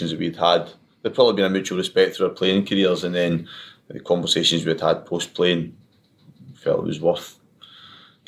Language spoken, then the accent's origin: English; Bannockburn, Scotland, United Kingdom; also born or lived in Stirling / Falkirk; I'm Falkirk, Fowes, Stirling. So, and then I was brought up in Falkirk, Fowes, Bannockburn